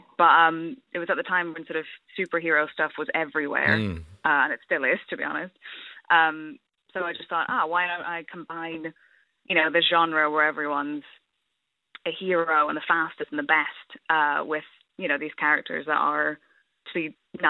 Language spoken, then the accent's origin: English; Fermanagh, Northern Ireland, United Kingdom; now in London, United Kingdom; I'm from Kilwadees in Fermanagh.